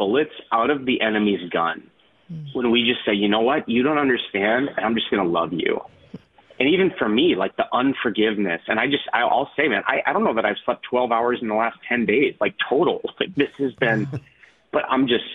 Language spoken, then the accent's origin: English; North Dakota, United States; now in Minneapolis, United States; I'm a kid from North Dakota. I live in Minneapolis